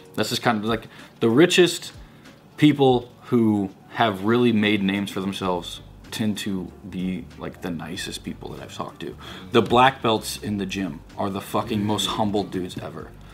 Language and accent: English; Missouri, United States; I was a kid from Missouri, Midwest, and I was like raised around super conservative